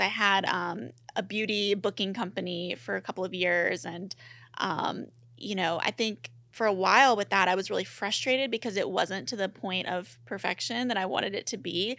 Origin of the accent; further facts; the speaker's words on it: Mississippi, United States; moved away; I grew up in Mississippi